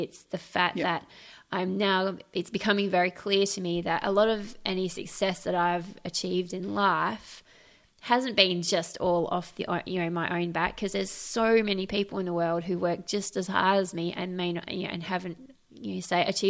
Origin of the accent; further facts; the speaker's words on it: Australia; also born or lived in Trinidad and Tobago; I was born in the West Indies in Trinidad and Tobago, which is not a terribly stable country, to be honest. And my parents moved us to Australia when I was 9.